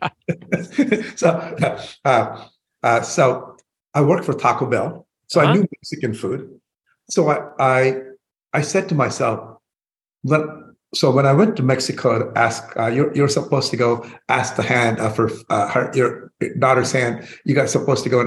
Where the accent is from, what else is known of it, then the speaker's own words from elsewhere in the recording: India; moved away as an adult; now in United States; I was born in India